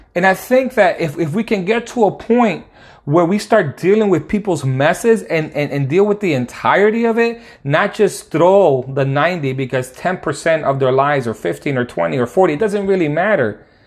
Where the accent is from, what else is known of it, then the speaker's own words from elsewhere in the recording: Connecticut, United States; now in Dallas, United States; I'm living in Dallas right now, but I'm from Connecticut